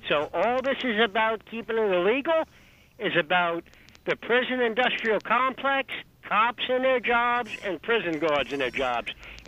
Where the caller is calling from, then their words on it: New Jersey, United States; Hey, good afternoon, folks. … from New Jersey. How are you?